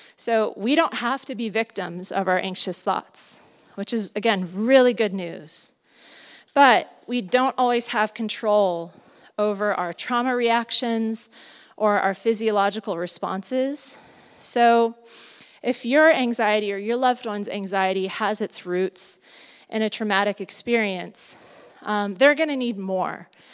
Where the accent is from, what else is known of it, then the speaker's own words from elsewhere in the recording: Southern California, United States; now in Santa Cruz, United States; I'm from Southern California